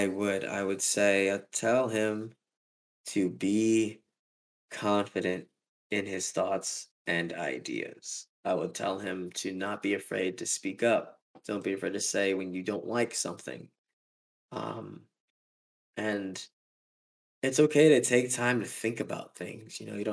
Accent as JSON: {"language": "English", "town": "New York City", "region": "New York", "country": "United States", "tie": "born or raised there", "said": "Born and raised, man. But the funny fact is, like, I was born in the Bronx."}